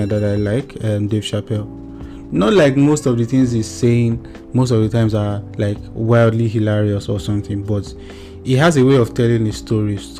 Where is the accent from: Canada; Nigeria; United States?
Nigeria